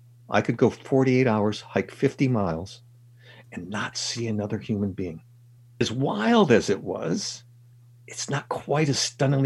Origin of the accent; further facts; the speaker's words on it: California, United States; It's also where I grew up. I grew up in the Sierra Nevada, so it's my first love too.